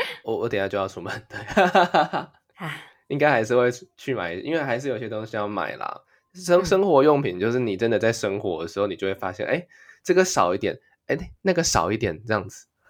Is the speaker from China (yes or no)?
no; Taiwan; moved away as an adult; now in Japan; 顺口用那个日语跟大家讲说我是台湾人这样子